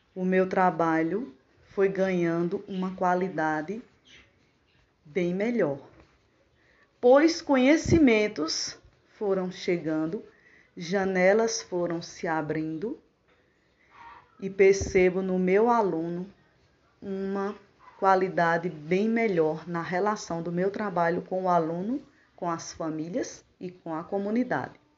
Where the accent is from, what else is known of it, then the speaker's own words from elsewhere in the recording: Puxinanã, Paraíba, Brazil; also born or lived in Campina Grande, Paraíba; Eu nasci em Campina Grande, na Paraíba, mas me criei na cidade de Puxinanã, no município de Puxinanã, Paraíba.